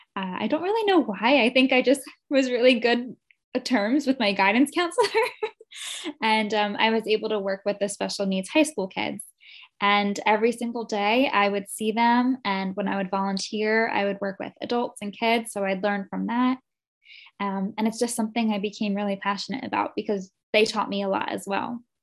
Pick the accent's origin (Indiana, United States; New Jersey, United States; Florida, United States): New Jersey, United States; also born or lived in Morristown, New Jersey; I was born in North Jersey, but I had moved to South Jersey when I was two years old. Um, so I've been in New Jersey my whole life. I grew up here